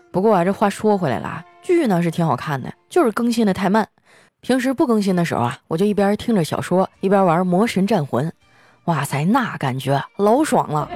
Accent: Northeast China, China; 我们东北人呢就是特别豪迈

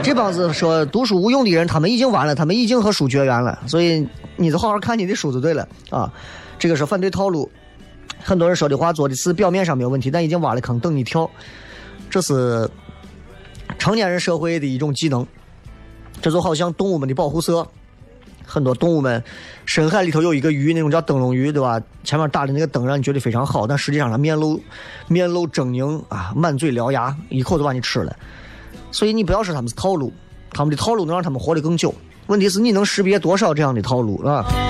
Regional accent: Xi'an, Shaanxi, China; 咱作为一个西安人

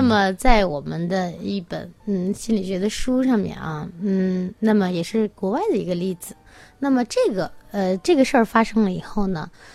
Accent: China; 就是我们中国人会有一个，呃，很有意思的，嗯，那个老话哈

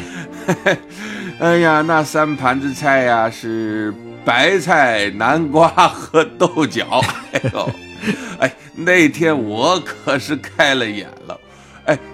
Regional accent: Wuhan, Hubei, China; 我们武汉人都是蜂窝煤炉子上，啊，用钢筋锅做饭

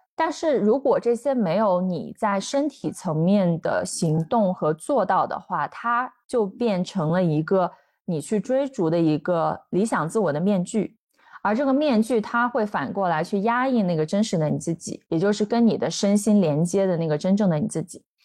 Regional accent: China; 我们都是，都是中，就是土生土长的中国人

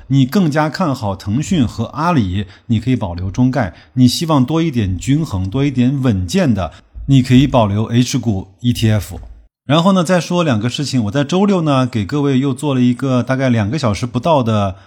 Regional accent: China; 对我们中国人来说是一个特殊的日期

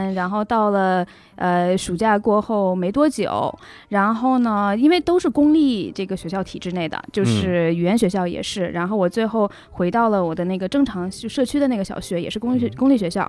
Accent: Bergen, Vestland, Norway; accent: Bergen; 对，就是因为我成长的那个城市叫贝尔根，是挪威的第二大城市。

